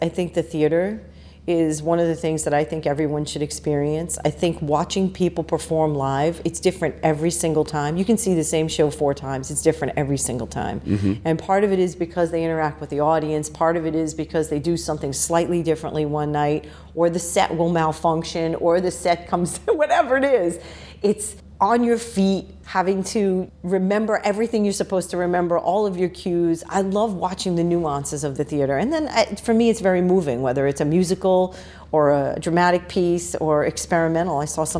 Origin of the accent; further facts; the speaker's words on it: New York City, New York, United States; also born or lived in Queens; I grew up in the Bronx.